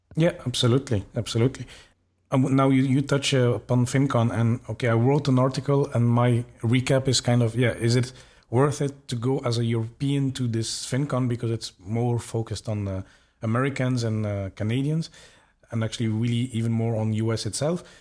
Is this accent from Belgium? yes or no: yes; Belgium; I'm from Belgium